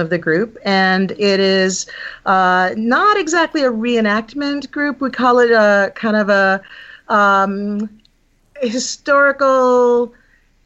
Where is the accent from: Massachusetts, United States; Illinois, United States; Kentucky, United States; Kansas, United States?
Massachusetts, United States; also born or lived in Buffalo / New Hampshire; now in Pittsburgh, United States; the town that I grew up in Massachusetts